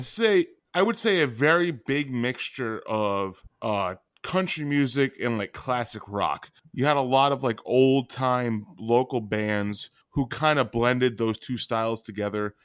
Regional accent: New England, United States; I come from New England

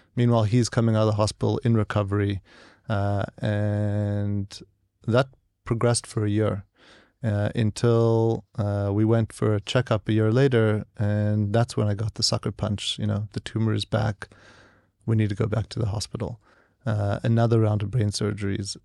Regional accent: San Diego, California, United States; also born or lived in South Africa / St. Louis / New York; I grew up there and was educated there uh, in San Diego

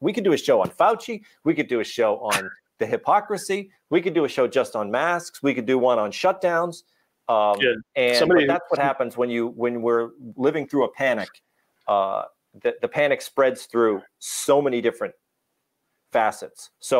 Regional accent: Norwood, Massachusetts, United States; I'm from Norwood.

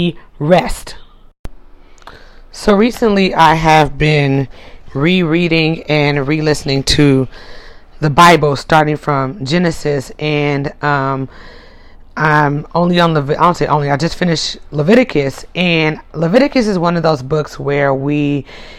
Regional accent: United States; I'm in America, I'm American

